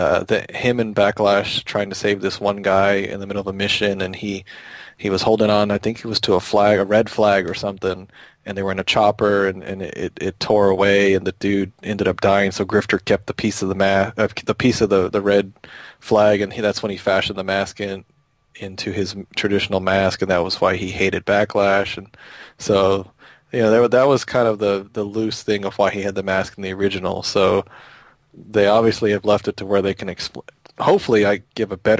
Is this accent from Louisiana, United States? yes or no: no; Texas, United States; I'm from Texas